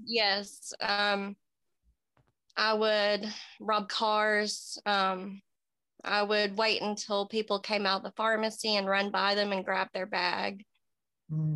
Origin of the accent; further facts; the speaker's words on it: Kingsport, Tennessee, United States; I was born in Kingsport, Tennessee. I'm 34. Um, just a small town girl